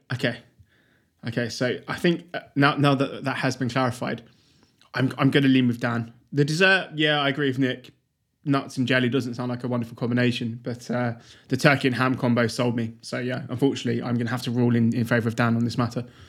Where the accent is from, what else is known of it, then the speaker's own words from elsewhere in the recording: United Kingdom; as a British person